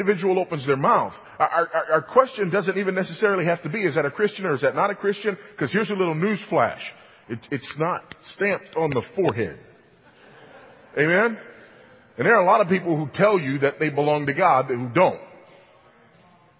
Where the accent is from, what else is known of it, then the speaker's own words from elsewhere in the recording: California, United States; moved away; my home state of California